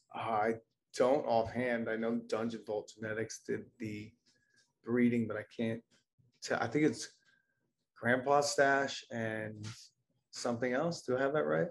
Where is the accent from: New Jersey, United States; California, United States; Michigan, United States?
New Jersey, United States; now in Maine, United States; I'm originally from New Jersey